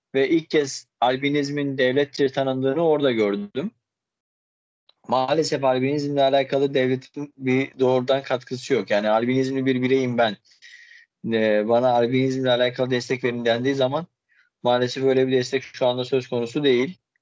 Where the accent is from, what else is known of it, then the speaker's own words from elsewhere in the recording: Erzurum, Turkey; moved away as an adult; also born or lived in Istanbul; ben 1994 yılında Erzurum'da doğdum. Daha sonrasında ise işte ilk öğretimi ve liseyi bitirdikten sonra İstanbul Hukuk Fakültesini kazandım